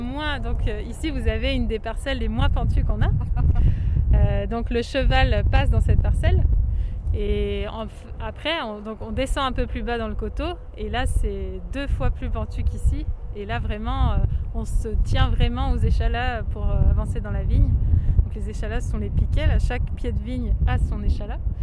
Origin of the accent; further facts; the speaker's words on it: Seyssuel, Auvergne-Rhône-Alpes, France; j'ai grandi à Sessuel. Je suis vraiment euh, originaire du village.